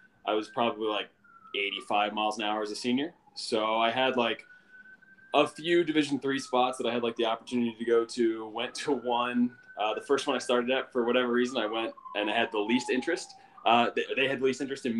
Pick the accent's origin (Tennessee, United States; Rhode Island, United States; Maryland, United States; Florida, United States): Maryland, United States; Carroll County; also born or lived in Baltimore, Maryland; I grew up in Carroll County, which is like 45 minutes northwest of Baltimore City.